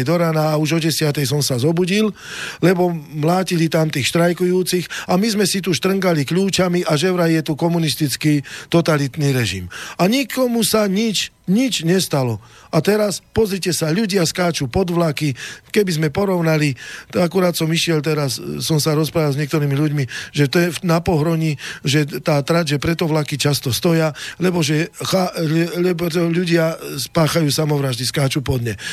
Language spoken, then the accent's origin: Slovak; Oslany area, Rudno valley, Nitra region, Trenčín Region, Slovakia; ja som chlapec z dediny, z Oseči, z takej krásnej oblasti Nitrianskej Rudno, e, Rudňanská dolina pod stražovskou hornatinou